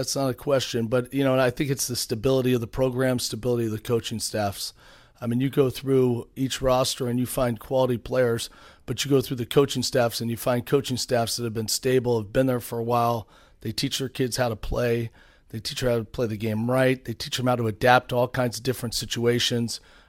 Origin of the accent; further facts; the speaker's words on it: San Francisco, California, United States; I mean, I grew up in San Francisco